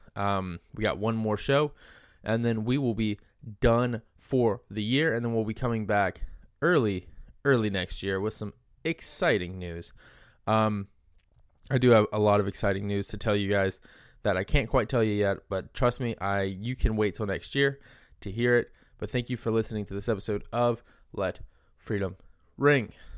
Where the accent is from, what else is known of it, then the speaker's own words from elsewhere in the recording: Georgia, United States; my home state of Georgia